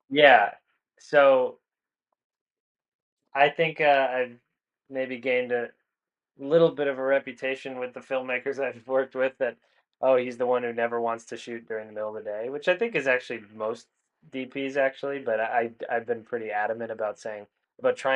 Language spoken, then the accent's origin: English; New England, United States; I grew up in New England where there's a lot of atmospheric conditions, a lot of weather conditions.